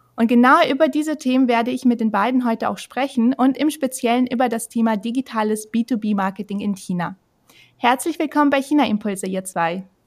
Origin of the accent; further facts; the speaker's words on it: Germany; bei uns in Deutschland